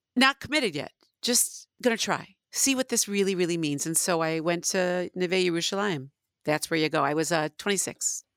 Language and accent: English; Northbrook, Illinois, United States; moved away; I grew up in Northbrook, which is, got a very large percentage of Jews.